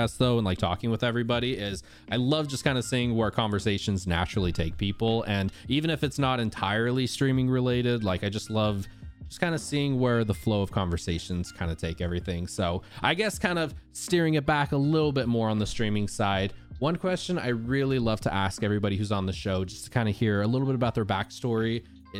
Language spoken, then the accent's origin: English; Southern Utah, United States; Growing up, I grew up in Southern Utah, so Disneyland was like a 6 hour or so drive away